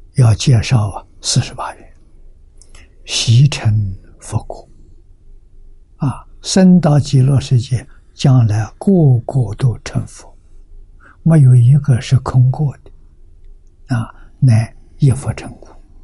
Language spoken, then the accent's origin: Chinese; China; 我们中国人